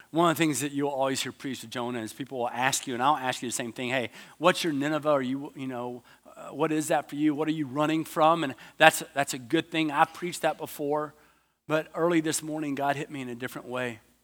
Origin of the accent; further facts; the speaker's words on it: United States; I'm from America. There's no way you think I'm Australian.